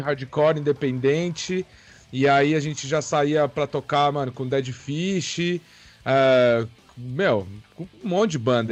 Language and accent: Portuguese; Pirassununga, São Paulo, Brazil; now in São Paulo, Brazil; eu sou de Pirassununga, né? Do interior de São Paulo, nasci lá